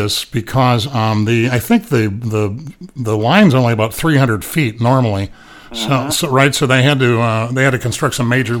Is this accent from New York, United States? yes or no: no; Indiana, United States; moved away; people that didn't grow up in a small town as I did. I grew up in Indiana, a long, long, long way away from here.